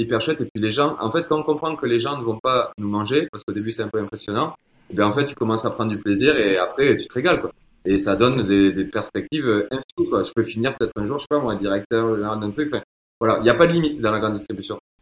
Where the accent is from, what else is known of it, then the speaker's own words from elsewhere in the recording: Toulouse, Occitania, France; accent: Toulouse; avec l'accent, on peut voir que je viens de Toulouse